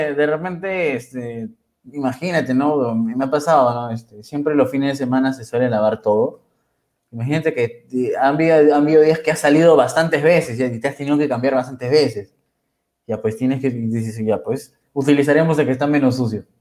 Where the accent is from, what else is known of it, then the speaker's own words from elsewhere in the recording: Huacho, Lima, Peru; Yo soy peruano de corazón, guachanazo, y siempre lo decís, soy recontra guachano.